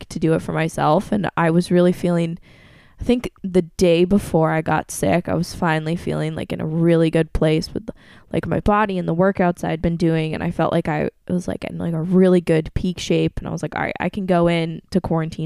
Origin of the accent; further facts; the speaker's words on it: Norwich, New York, United States; Norwich, New York, my hometown